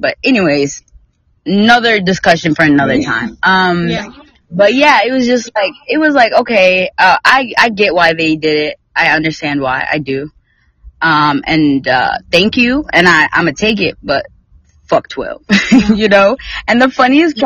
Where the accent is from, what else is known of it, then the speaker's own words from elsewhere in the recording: North Carolina, United States; now in Texas, United States; I'm from North Carolina